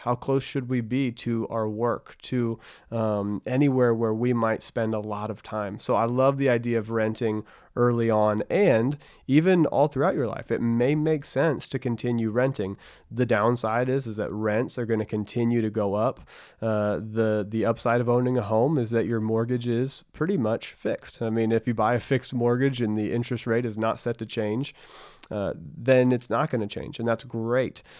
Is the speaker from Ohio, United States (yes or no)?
no; Bedford, Texas, United States; I grew up in Bedford, Texas, which is right in between Dallas and Fort Worth